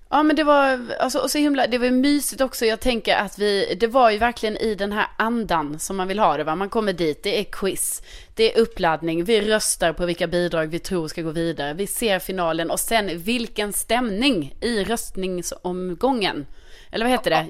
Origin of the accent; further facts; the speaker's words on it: Skåne, Sweden; accent: Scanian (skånska); min skånska